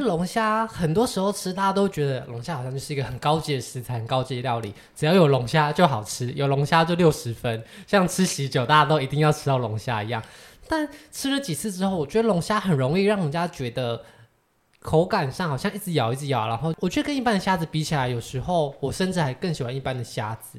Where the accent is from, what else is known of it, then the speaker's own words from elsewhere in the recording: Taiwan; 我们是台湾人